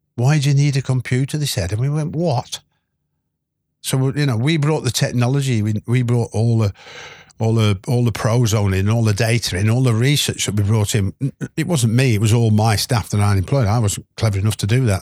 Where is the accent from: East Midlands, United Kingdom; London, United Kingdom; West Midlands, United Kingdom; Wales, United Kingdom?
West Midlands, United Kingdom; moved away; I was born in the Midlands